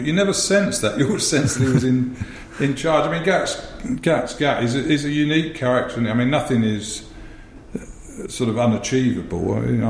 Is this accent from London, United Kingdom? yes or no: no; North West England, United Kingdom; born there; had to write to Lancashire, because I was born in Lancashire, to ask for permission to sign me.